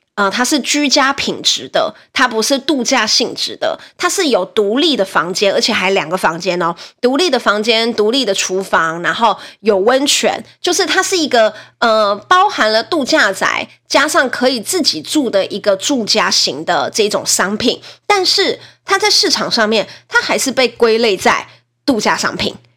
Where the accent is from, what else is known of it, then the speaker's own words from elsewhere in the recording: Nantou City, Nantou County, Taiwan; 我老家在南投，我是被，暴地的南投姑娘。然后南投市那边呢，就是省立医院，然后中心新村，在旁边一点有一个叫南投市，南投医院的这个地方。好，那我们家呢是，呃，三十五年前的老房子，我们家的年龄跟我一样大，就是在我出生那一年买的哈。我们家的老房子呢，哈，的透天大概可以卖七八百万